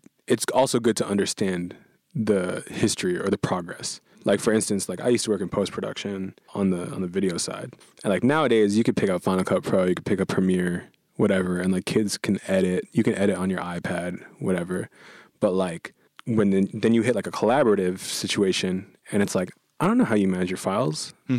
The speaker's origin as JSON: {"language": "English", "country": "Philippines", "said": "And then, so here, as a Filipino, karaoke is really intense."}